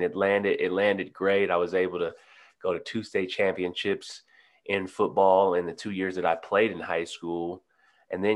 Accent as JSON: {"language": "English", "town": "Detroit", "region": "Michigan", "country": "United States", "tie": "born or raised there", "also_born_or_lived": "Denver / New Orleans", "moved": "as an adult", "said": "I'm born and raised in Detroit, Michigan"}